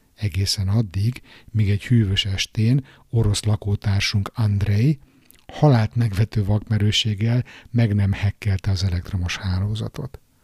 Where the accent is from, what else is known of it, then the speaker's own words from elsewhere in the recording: Budapest, Hungary; újpesti srác vagyok, panelban nőttem föl